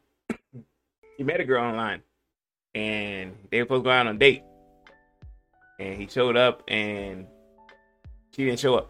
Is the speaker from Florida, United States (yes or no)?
yes; Polk County, Florida, United States; born or raised there